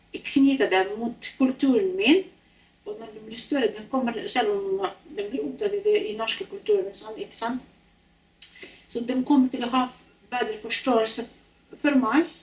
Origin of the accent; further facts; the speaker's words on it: Norway; first language Norwegian; Jeg er norsk og har norsk som morsmål